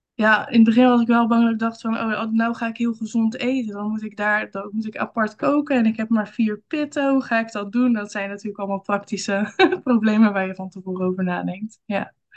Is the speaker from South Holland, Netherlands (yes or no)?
yes; Rotterdam, South Holland, Netherlands; ik kom uit Rotterdam. En daar woon ik samen met mijn man en twee kinderen.